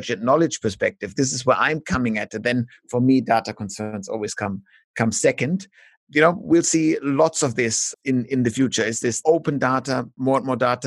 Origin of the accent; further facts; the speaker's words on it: Germany; now in Melbourne, Australia; in Germany, for example, where we have, due to our ugly German history